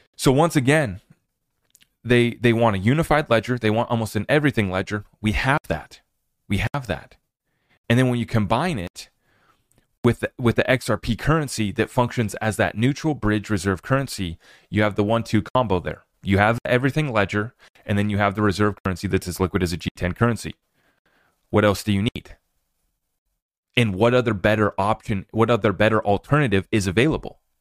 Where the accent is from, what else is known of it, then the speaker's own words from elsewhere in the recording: United States; as an American